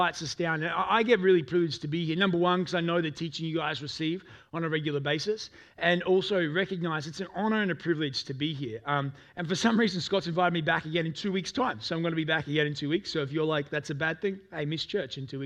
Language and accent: English; Toowoomba, Queensland, Australia; I grew up in Toowoomba, amongst a very white community.